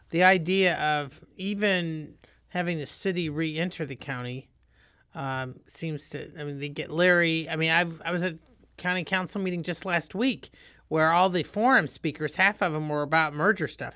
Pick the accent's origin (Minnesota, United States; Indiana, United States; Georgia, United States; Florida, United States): Indiana, United States; moved away; I'm from Indiana